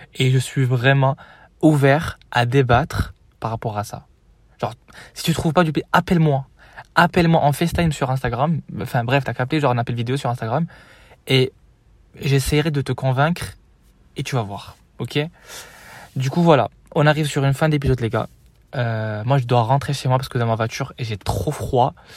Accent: Morocco; moved away as an adult; also born or lived in Marseille, France; now in France; J'ai quitté le Maroc il y a 4 ans du coup, en 2020

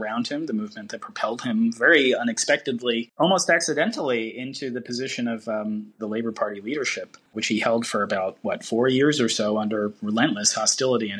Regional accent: United States; as an American reader

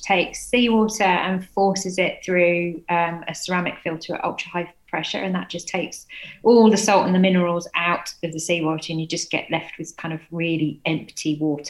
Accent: Cambridgeshire, East of England, United Kingdom; moved away as an adult; also born or lived in London; now in Poole, United Kingdom; Not originally, no. I'm from East Anglia, so I was born in London, grew up in Cambridgeshire, but I've been living here for about 7 years. I think it's home now.

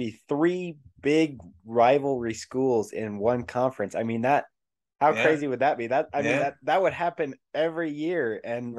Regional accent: Utah, United States; we're from Utah

